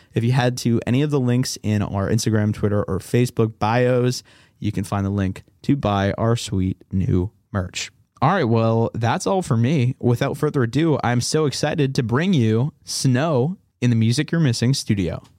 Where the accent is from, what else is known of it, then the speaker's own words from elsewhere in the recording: Boston, Massachusetts, United States; I grew up in the Boston area